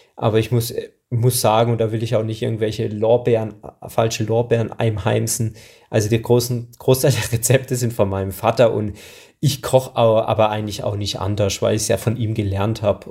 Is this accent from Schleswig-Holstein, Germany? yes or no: no; Hinterzarten, Baden-Württemberg, Germany; ich komme aus Hinterzarten Breitnau